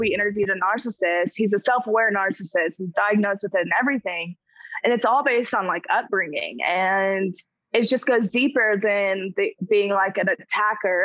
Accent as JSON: {"language": "English", "region": "Arkansas", "country": "United States", "said": "I'm from Arkansas, which is in the South"}